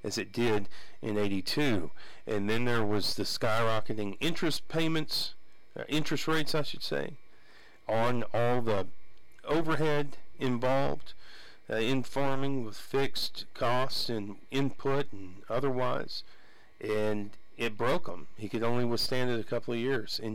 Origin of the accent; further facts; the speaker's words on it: Abernathy, Texas, United States; growing up as I did in Abernathy